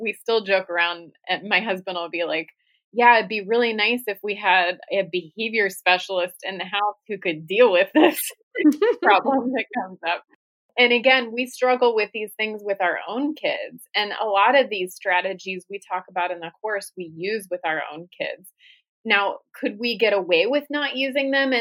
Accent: Columbus, Ohio, United States; moved away as an adult; now in Arizona, United States; I grew up in Columbus

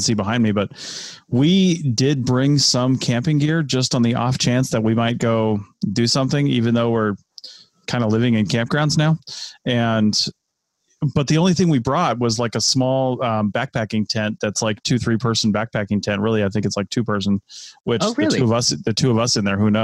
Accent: the Washington area, United States; moved away; also born or lived in Southeast United States; I was born and raised in the Washington area with, you know, trees all around

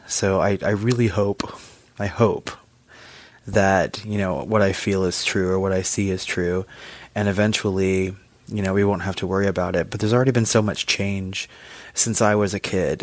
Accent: Texas, United States; I currently live in Texas. I grew up in Texas

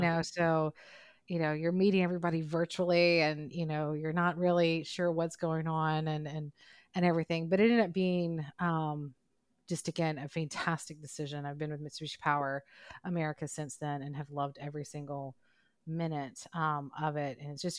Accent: Mississippi, United States; growing up in Mississippi, which is, it's a challenging, different place to grow up than some of our other places across the country.

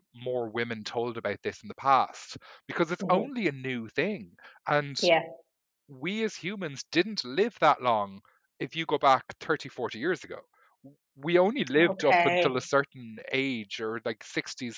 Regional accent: Ireland; I grew up in Ireland

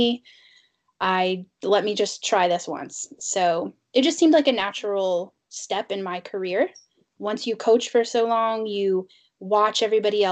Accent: Indiana, United States; moved away as an adult; now in Pittsburgh, United States; I'm from Indiana

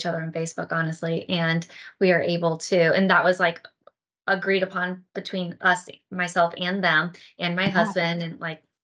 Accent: St. Louis, Missouri, United States; I'm from St. Louis, Missouri

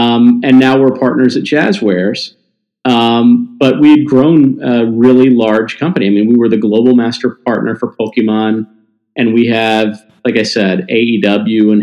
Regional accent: Mississippi, Tennessee, the South, United States; I grew up in the South, a Jewish little Jewish kid from the South, right? Mississippi, Tennessee.

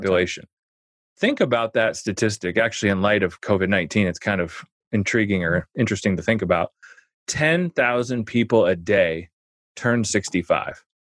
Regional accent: Omaha, Nebraska, United States; I grew up in Omaha

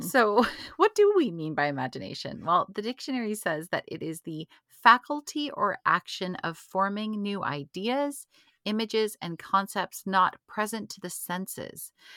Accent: Canada; being Canadian

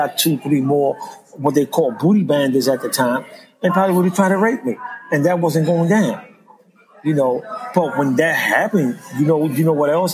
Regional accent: New York, United States; moved away as an adult; also born or lived in Philadelphia; I'm from New York. I'm from the street

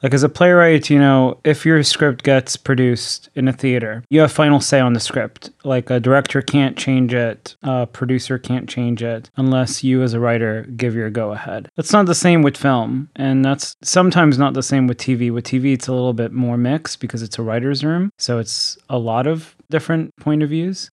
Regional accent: Thailand; moved away; I grew up in Thailand

